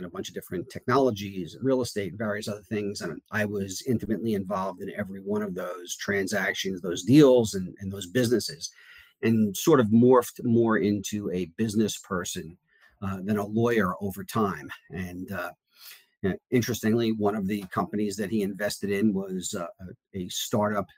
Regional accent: suburbs of New York City, United States; moved away as an adult; now in North Carolina, United States; I grew up in New York, the suburbs of New York City.

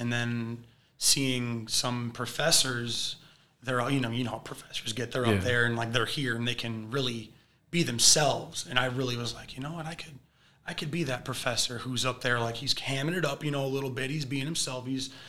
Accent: Hudson, Michigan, United States; from small town Michigan. I graduated from Hudson High School, a little small 63 in my graduating class type of place. So real small corn country type of place, hardworking people, great people there. Class of 2013.

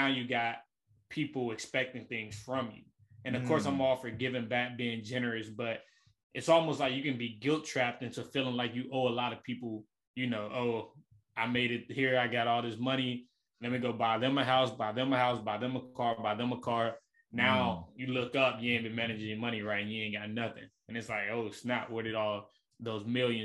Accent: Memphis, Tennessee, United States; from Memphis, Tennessee, born and raised in the Elm.

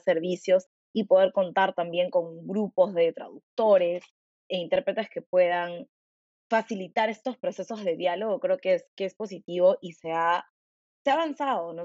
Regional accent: Peru

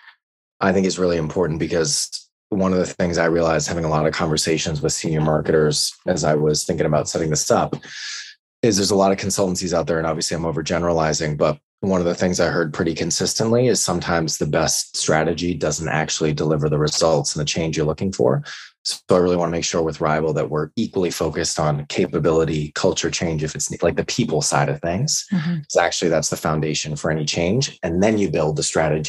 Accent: United States; moved away as an adult; also born or lived in New York / San Francisco; now in London, United Kingdom; I'm American, but I've been living in London for the last 6 years.

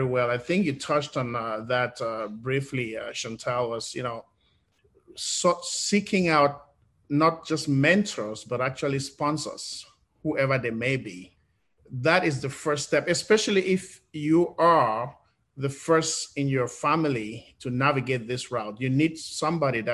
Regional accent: Cameroon; moved away as an adult; now in United States; being an English-speaking person growing up in Cameroon

